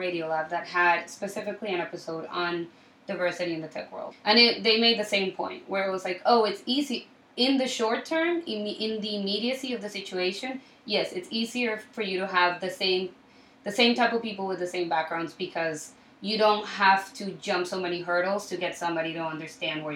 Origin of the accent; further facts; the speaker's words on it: Colombia; also born or lived in Miami / Chicago; now in New York, United States; So I'm originally from Colombia. I was born and raised in Colombia, and I moved to Miami for around 9 years